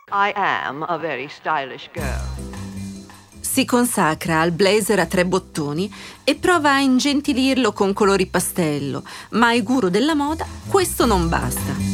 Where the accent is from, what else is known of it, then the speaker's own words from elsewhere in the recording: Brenner, Trentino-Alto Adige, Italy; perché io vengo dal Brennero.